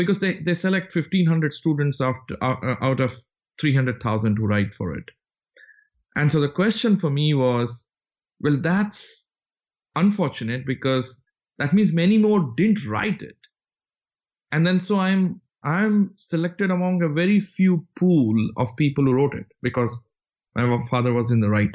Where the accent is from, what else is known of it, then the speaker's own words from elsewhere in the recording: Rourkela, Odisha, India; moved away as an adult; also born or lived in Bangalore / Calcutta / United States; I was born in the city of Bangalore, but I grew up mostly in the city of Rourkela